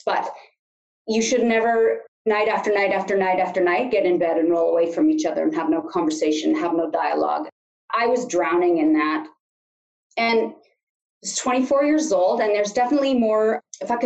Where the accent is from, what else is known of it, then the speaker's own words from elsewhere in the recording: Sunshine Coast, British Columbia, Canada; now in Kamloops, Canada; if there's anyone watching from the Sunshine Coast, that's where I hail from